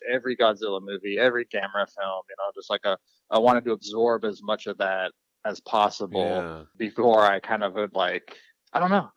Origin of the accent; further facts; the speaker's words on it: Seattle, Washington, United States; I grew up near Seattle in the 90s